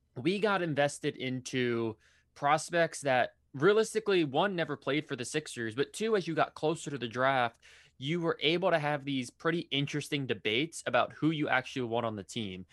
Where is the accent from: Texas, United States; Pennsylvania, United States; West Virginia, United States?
Pennsylvania, United States; Philadelphia; growing up in Philadelphia